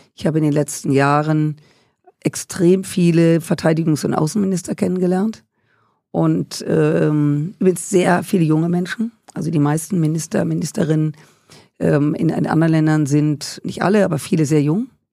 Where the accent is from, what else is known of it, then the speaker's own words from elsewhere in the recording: Rhineland, Germany; Ich komme aus dem Rheinland, et kütt wie et kütt heißt